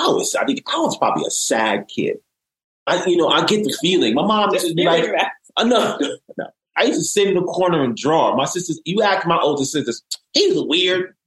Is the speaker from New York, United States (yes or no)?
yes; New York City, New York, United States; I was raised by a single parent mom in the Bronx, New York City